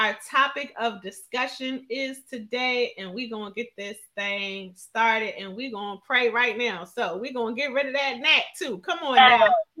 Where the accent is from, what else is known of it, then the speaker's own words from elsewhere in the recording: Philadelphia, Pennsylvania, United States; she lives in my hometown. So I'm super excited because she is in Philadelphia.